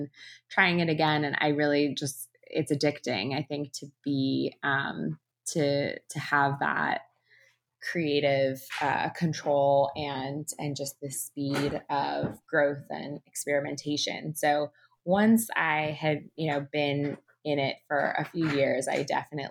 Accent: California, United States; now in New York, United States; I am from California

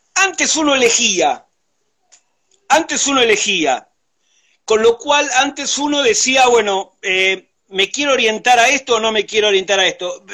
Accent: Buenos Aires, Argentina; Vengo de, la capital federal, soy porteño de nacimiento

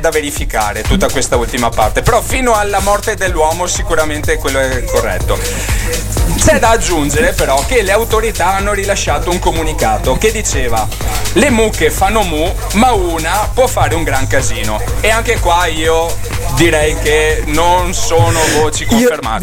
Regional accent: Veneto, Italy; accent: Venetian; il mio accento particolarmente veneto, ecco. Però eh, cosa bisogna fare? Sono veneto

